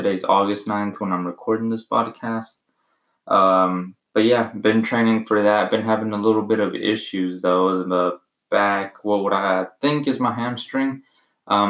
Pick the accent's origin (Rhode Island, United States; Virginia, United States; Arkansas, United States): Arkansas, United States; also born or lived in Mexico; I was born in Mexico, lived there for 3 years, moved to the U.S. and have been in Arkansas ever since. I went to school, graduated high school here